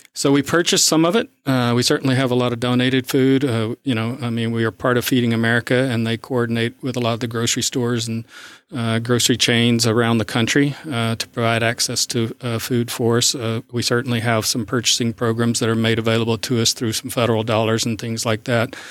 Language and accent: English; South Arkansas, United States; moved away as an adult; also born or lived in Midwest; now in East Texas, United States; I grew up in South Arkansas